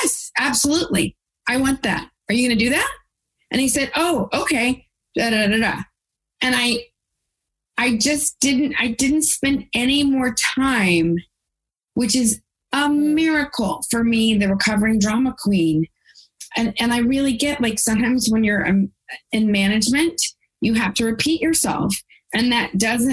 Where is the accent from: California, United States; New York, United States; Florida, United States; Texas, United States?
Texas, United States; I'm from Texas